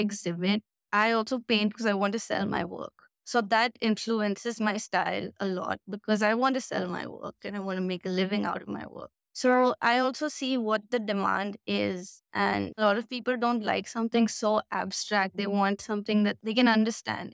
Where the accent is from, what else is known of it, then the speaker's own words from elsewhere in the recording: Delhi, India; now in Goa, India; I was born there, and my brother, we were born there, we studied there